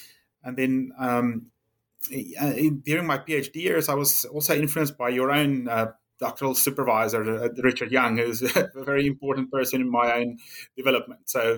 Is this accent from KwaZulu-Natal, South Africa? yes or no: no; Pretoria, Gauteng, South Africa; I was born in and raised in the northern part of South Africa, central northern part, really, and grew up in this, what was then named the city of Pretoria. Nowadays, it's Tshwane.